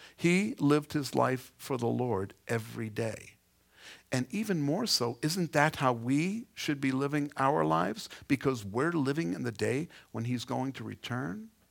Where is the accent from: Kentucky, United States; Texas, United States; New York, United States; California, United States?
New York, United States; New York City; I come from Queens